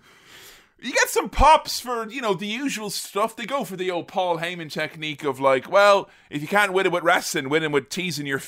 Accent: Ireland; I'm Irish.

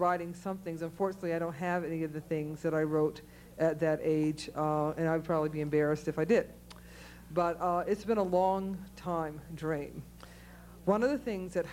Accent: Cleveland, Ohio, United States; moved away; I grew up in Cleveland, Ohio, which I wanted to get out of desperately

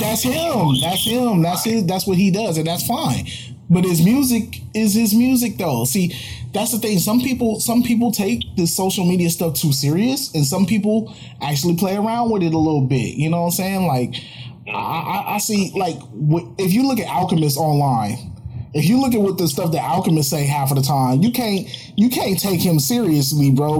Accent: Oakland, California, United States; I grew up out here in Oakland

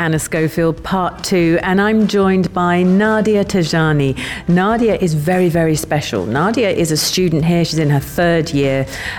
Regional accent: London, United Kingdom; now in Sharjah, United Arab Emirates; if you head to London, you're going to have a brilliant time because that's my hometown.

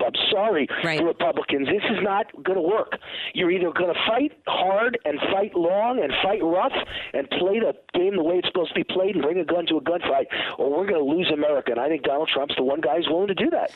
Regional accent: Mount Vernon, New York, United States; I'm from New York. I'm from the streets of New York

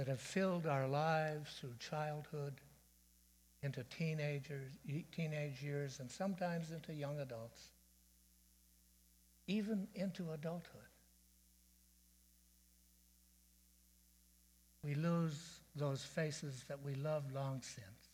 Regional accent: Dundas, Ontario, Canada; moved away as an adult; also born or lived in Chicago; When I was 19, I moved 500 miles away from Dundas to Chicago

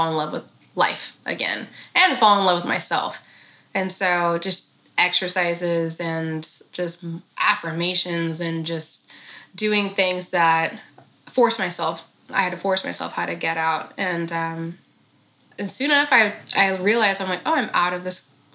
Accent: Sacramento, California, United States; we're both from Sacramento.

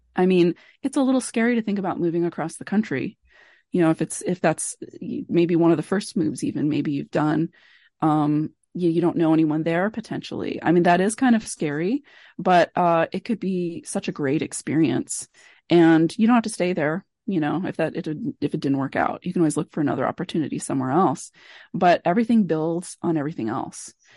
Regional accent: Billings, Montana, United States; moved away as an adult; also born or lived in Kansas / Ann Arbor, Michigan / Nacogdoches, Texas / Great Falls, Montana; I did grow up in Billings, which is one of the biggest cities

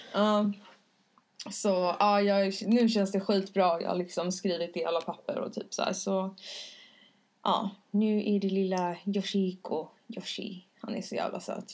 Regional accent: Stockholm, Stockholm County, Sweden; jag kommer från Stockholm

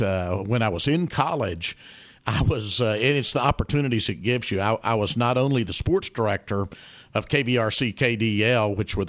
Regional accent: Arkadelphia, Arkansas, United States; I grew up in Arkadelphia

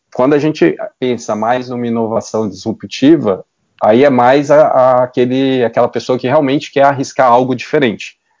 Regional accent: Belo Horizonte, Minas Gerais, Brazil; Eu sou de Belo Horizonte

